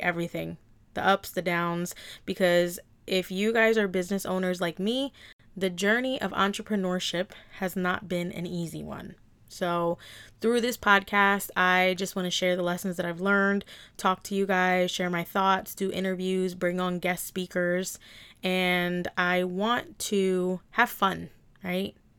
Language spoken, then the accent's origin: English; New Jersey, United States; I was born and raised in New Jersey and South Jersey